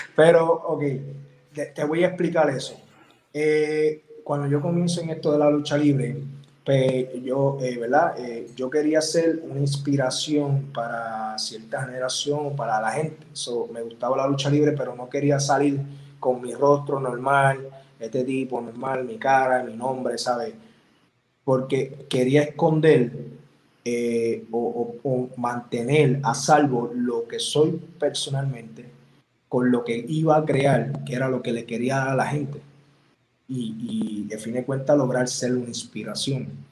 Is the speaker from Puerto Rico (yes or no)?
yes; Puerto Rico; soy de Puerto Rico y yo soy bien patriota